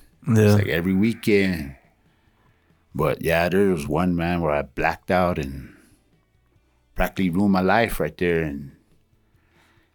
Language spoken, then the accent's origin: English; Alamogordo, New Mexico, United States; I was born in Alamogordo, New Mexico.